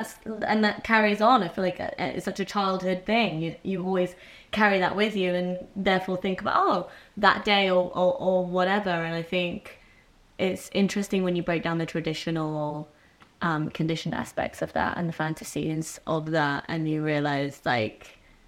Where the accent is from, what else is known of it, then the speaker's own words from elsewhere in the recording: United Kingdom; Right, because I'm like British